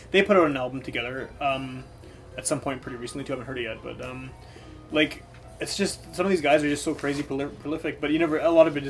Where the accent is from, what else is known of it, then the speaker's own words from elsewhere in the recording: Winnipeg, Manitoba, Canada; We're from Winnipeg